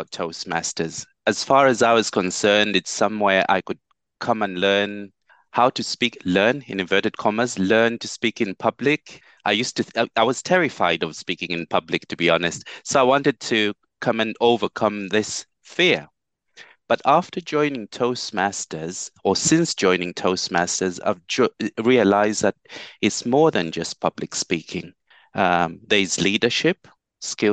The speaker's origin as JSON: {"language": "English", "town": "Kalulushi", "region": "Copperbelt Province", "country": "Zambia", "tie": "born or raised there", "moved": "yes", "lives_now": "Stevenage, United Kingdom", "said": "Kalulushi, my hometown in Zambia, in Africa."}